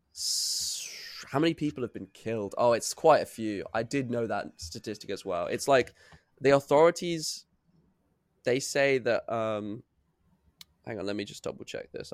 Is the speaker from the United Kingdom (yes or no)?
yes; United Kingdom